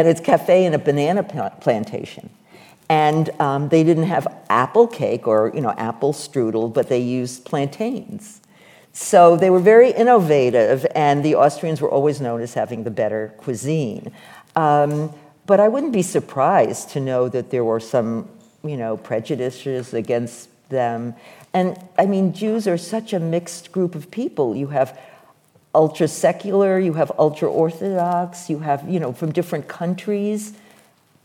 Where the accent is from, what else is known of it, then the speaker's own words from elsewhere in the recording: New York City, New York, United States; I grew up in New York City